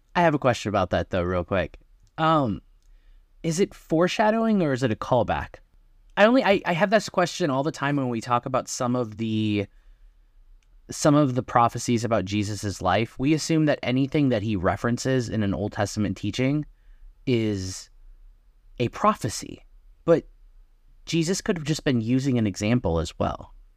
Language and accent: English; Wisconsin, United States; I'm from Wisconsin